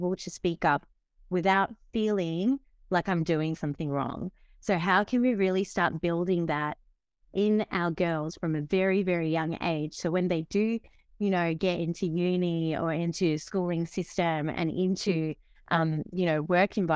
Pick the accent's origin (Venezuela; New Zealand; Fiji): Fiji; moved away; I grew up in Fiji, so developing country